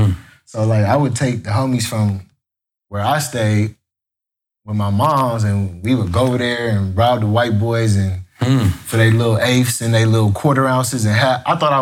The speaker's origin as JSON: {"language": "English", "town": "Los Angeles", "region": "California", "country": "United States", "tie": "born or raised there", "said": "nah, I was raised in L.A. I was born on Prairie at Daniel Freeman Hospital."}